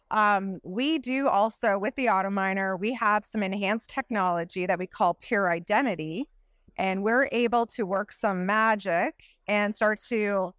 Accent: Canada; I'm also from Canada

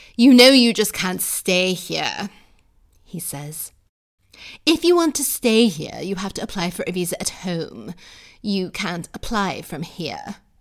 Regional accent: United States; born or raised there; now in United Kingdom

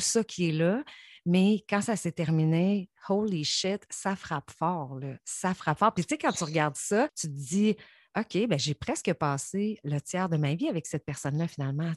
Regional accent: Saint-Georges, Quebec, Canada; moved away; je viens de Saint-Georges

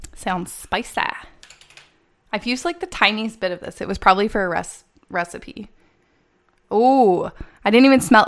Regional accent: Canada; I'm from Canada

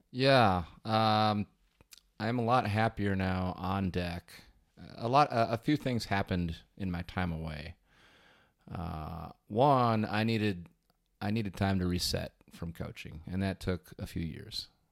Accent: Wisconsin, United States; I grew up in Wisconsin, and, uh, that's kind of where I stayed.

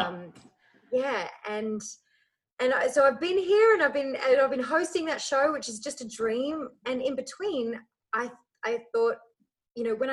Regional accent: Melbourne, Victoria, Australia; also born or lived in Ireland; I grew up in Melbourne

